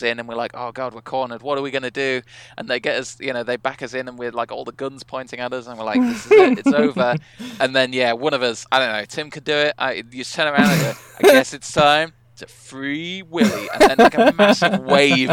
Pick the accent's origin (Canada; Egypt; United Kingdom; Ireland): United Kingdom; as the British people in the back